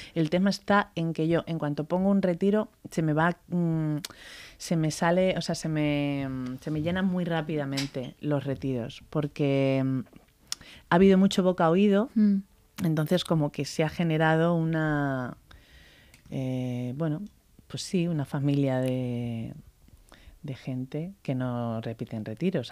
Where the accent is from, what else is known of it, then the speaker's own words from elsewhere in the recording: Spain; aunque soy española